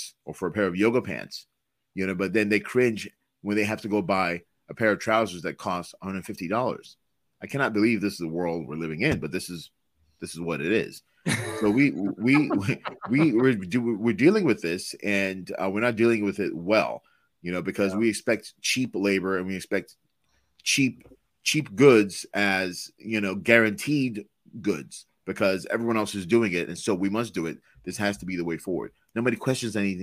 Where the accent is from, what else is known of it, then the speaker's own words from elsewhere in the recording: Lagos, Nigeria; now in United States; a kid growing up in Detroit, Michigan, I'm sorry, in Lagos, Nigeria